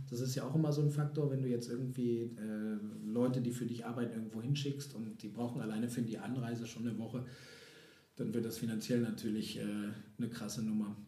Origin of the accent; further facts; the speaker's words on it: East Frisia, Lower Saxony, Germany; Ostfriesland. Ha, Heimat! Juhu! Keine Berge, alles flach. Wunderschön, äh, nette Menschen, meine Eltern. Ich liebe meine Heimat.